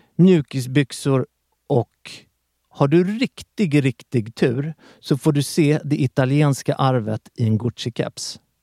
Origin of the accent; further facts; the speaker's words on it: Sweden; jag är svensk och inte italienare